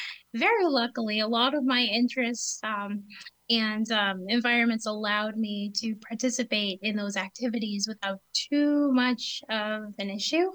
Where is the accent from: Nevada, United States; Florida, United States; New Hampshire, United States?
New Hampshire, United States; southern; I grew up in New Hampshire, southern New Hampshire, just under an hour from Boston